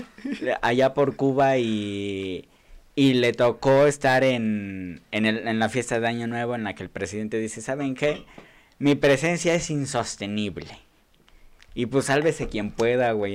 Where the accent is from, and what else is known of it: Nezahualcóyotl, State of Mexico, Mexico